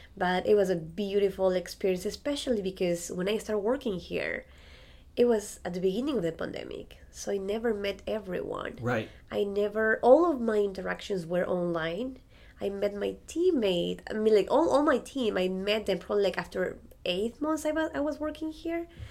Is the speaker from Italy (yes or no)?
no; Andes, Ecuador; English is a second language; moved away as an adult; now in Frederick, United States; I'm originally from Ecuador and I am a musician